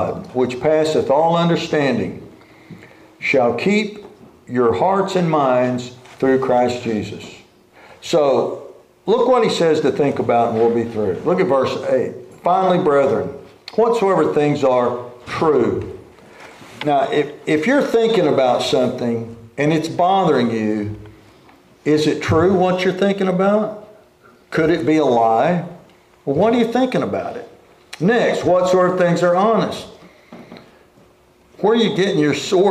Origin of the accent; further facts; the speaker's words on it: Oklahoma, United States; where we grew up in Oklahoma